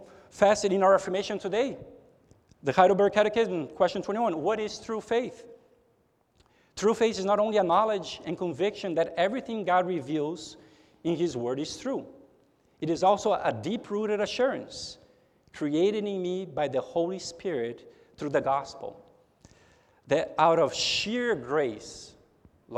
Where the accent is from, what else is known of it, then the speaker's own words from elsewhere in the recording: São Paulo, Brazil; also born or lived in United States; now in Houston, United States; I am a Brazilian, and I'm a naturalized citizen of the United States. I have two passports. But even though I am a citizen of the United States, I'm not a native from the United States. I was born in Brazil. I was born in São Paulo.